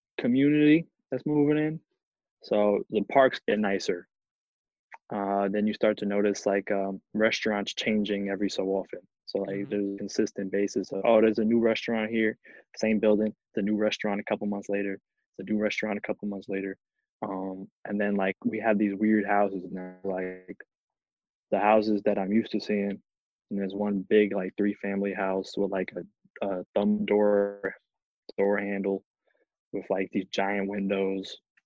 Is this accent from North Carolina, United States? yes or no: no; Jersey City, New Jersey, United States; I grew up in the Heights, same building, same my whole life